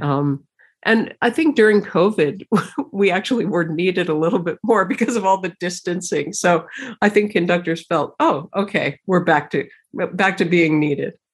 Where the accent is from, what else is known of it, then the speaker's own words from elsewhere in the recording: United States; being American has been interesting.